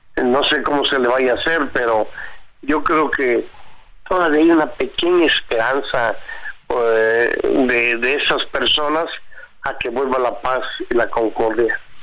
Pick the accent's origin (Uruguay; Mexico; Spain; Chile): Mexico; somos mexicanos